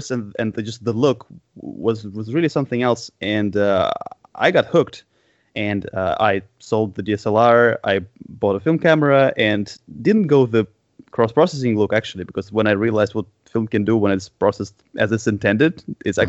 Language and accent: English; Moscow, Russia; growing up in Moscow in the 90s